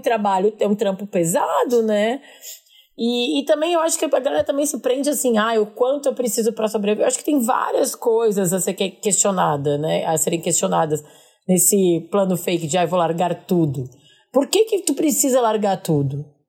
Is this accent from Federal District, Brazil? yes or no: no; Porto Alegre, Rio Grande do Sul, Brazil; moved away; dos conterrâneos de Porto Alegre